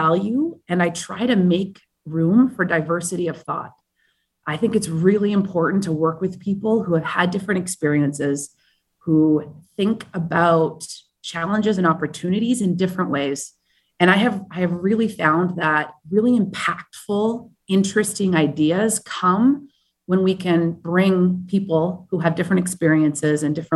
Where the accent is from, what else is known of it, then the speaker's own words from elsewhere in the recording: Vancouver, British Columbia, Canada; also born or lived in Madrid / South Africa / Colombia / California; now in New York, United States; I'm originally from Vancouver, Canada